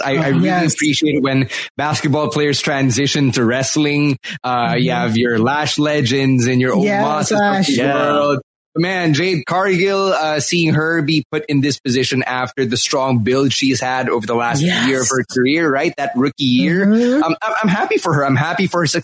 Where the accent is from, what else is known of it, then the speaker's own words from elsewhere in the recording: Philippines; I'm from the Philippines.